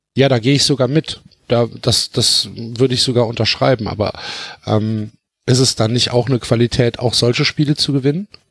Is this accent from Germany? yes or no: yes; Rhineland, Germany; ich komme ja aus dem Rheinland